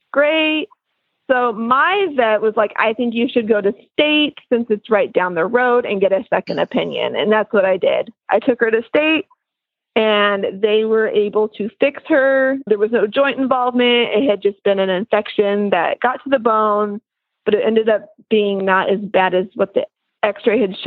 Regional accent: West Coast, United States; now in East Coast, United States; I'm from the West Coast and we moved out here to the East Coast

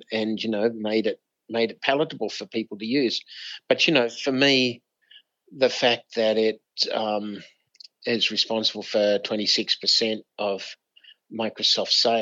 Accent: Australia; moved away as an adult; also born or lived in United States; as an Aussie

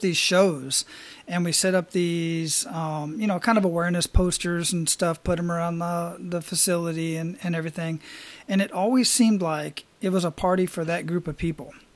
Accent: Arizona, United States; I grew up in Arizona

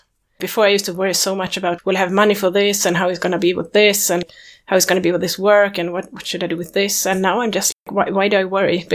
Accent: Sweden; I'm from Sweden.

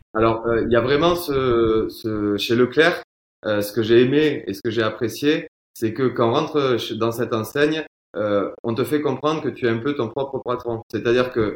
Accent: Toulouse, Occitania, France; accent: Toulouse; avec l'accent, on peut voir que je viens de Toulouse

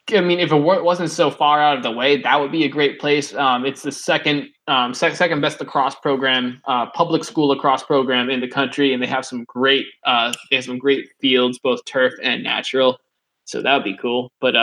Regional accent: hometown with Marian Court college, Massachusetts, United States; there's a college called Marion Court in my hometown.

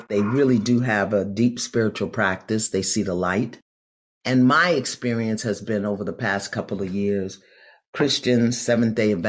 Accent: New York City, New York, United States; I'm from Brooklyn

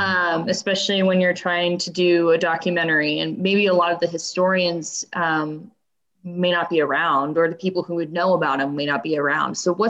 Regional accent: Texas, United States; I'm from Texas.

